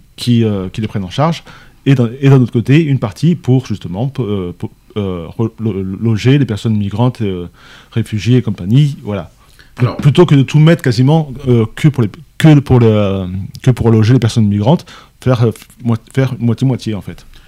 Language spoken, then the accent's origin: French; France; nous Français